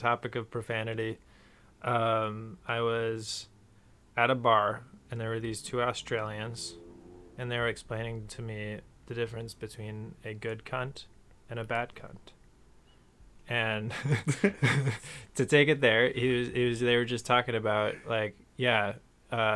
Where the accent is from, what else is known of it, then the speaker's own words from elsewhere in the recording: Minnesota, United States; I was from Minnesota